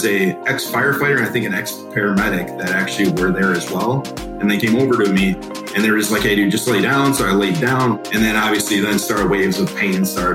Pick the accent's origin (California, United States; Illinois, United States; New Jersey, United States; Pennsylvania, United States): Illinois, United States; Palatine; now in Wisconsin, United States; I grew up in Palatine, Illinois